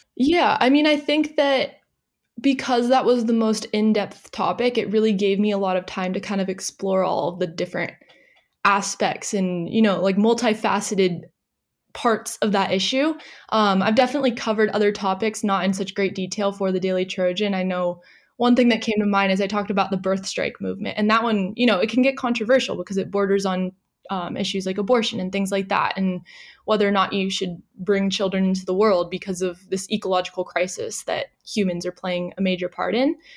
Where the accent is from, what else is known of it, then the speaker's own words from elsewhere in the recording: San Diego, California, United States; moved away as an adult; now in Australia; I am originally from San Diego, California